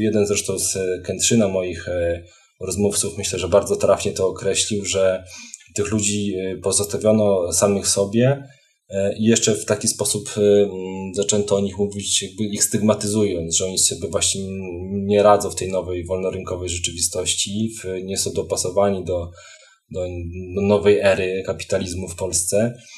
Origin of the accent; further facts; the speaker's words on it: Krasnystaw, Lublin Voivodeship, Poland; moved away as an adult; also born or lived in Warsaw; ja, ja pochodzę z takiej miejscowości Krasny Staw, to jest na Lubelszczyźnie, około 50 km od Lublina